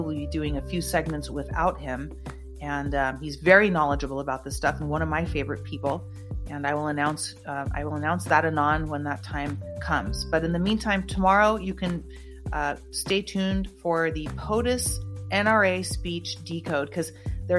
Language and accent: English; United States; I am an American, and I bleed red, white, and blue